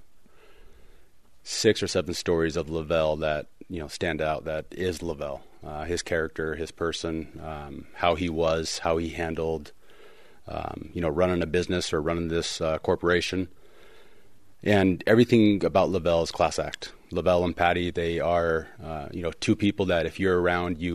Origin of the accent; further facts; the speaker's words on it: Portland, Oregon, United States; growing up in Portland